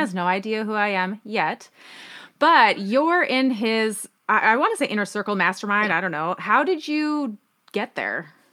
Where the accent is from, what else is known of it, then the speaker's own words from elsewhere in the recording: Minnesota, United States; I grew up in Minnesota